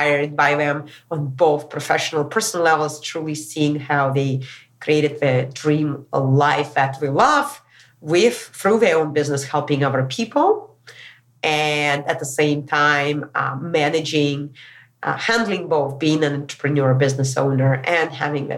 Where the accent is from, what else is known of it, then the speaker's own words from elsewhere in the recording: Moscow, Russia; moved away; also born or lived in California; back to my hometown, Moscow, Russia.